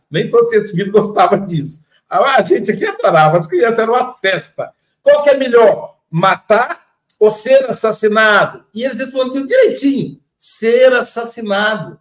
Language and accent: Portuguese; Espírito Santo, Brazil; sou lá do Espírito Santo